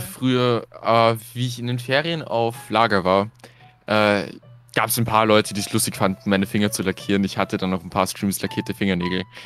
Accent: Austria; Bei uns in Österreich

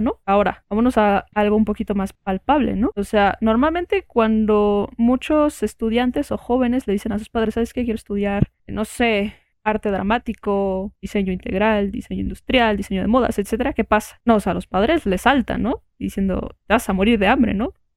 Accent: Mexico; nosotros que estamos aquí como mexicanos

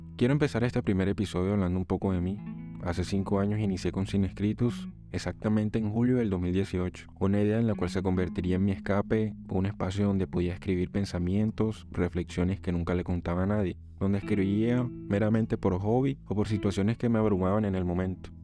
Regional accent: Colombia; soy colombiano

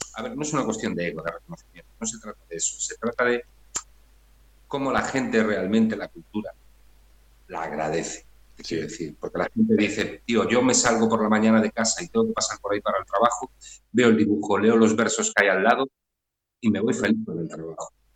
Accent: Redondela, Galicia, Spain; now in Vigo, Spain; yo soy de Redondela, ahora vivo en Vigo

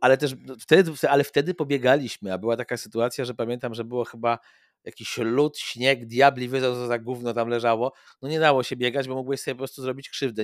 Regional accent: Płock, Masovian Voivodeship, Poland; ja jestem z Polska i dzisiaj mój Płock

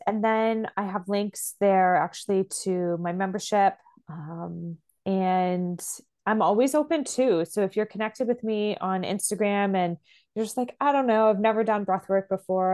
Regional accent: Canada; I'm Canadian

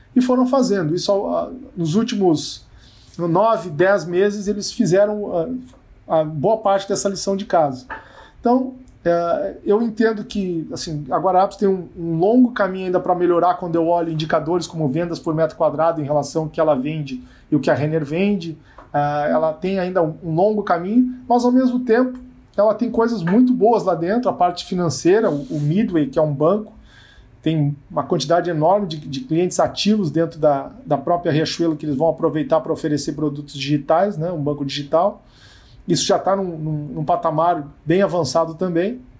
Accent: Rio Grande do Sul, Brazil; eu sou muito perguntado, né, como gaúcho

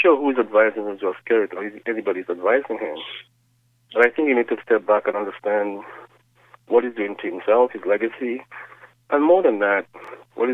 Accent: Dominica; now in Washington, United States; I'm from Dominica

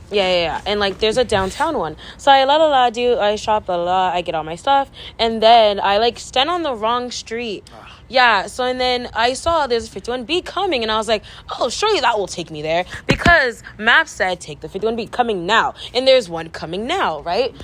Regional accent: Delano, California, United States; moved away as an adult; now in Berkeley, United States; there's more of a community, I guess, in my hometown since it is so small

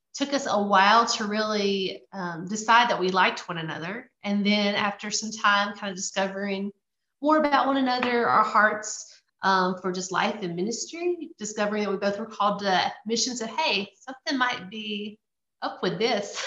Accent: Louisiana, United States; moved away; I grew up in Louisiana. I'm a Louisiana girl through and through

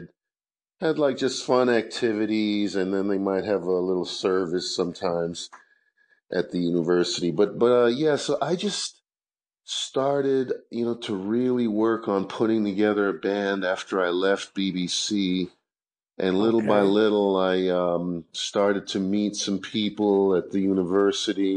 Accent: Marlboro, New Jersey, United States; moved away as an adult; also born or lived in Brooklyn, New York / Saint Vincent / upstate New York; now in Springfield, United States; I grew up in Brooklyn and Marlborough, New Jersey

